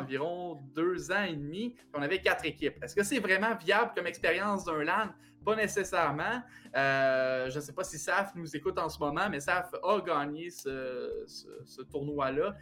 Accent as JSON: {"language": "French", "town": "Plessisville", "region": "Quebec", "country": "Canada", "tie": "born or raised there", "said": "Plessisville est ma ville natale"}